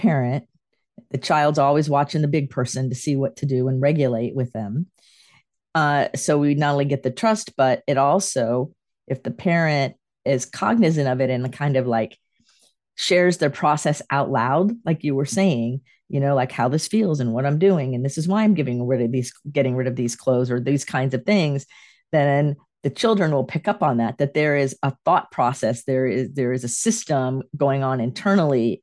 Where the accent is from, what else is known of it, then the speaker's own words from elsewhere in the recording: Sarasota, Florida, United States; moved away as an adult; also born or lived in Clearwater / Gainesville / Tampa; now in North Carolina, United States; I was raised in Sarasota and moved here to North Carolina from Clearwater.